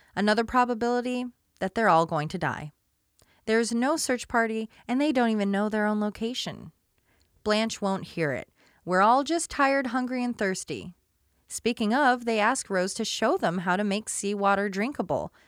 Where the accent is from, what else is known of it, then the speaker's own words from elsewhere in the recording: Portland, United States; I grew up in Portland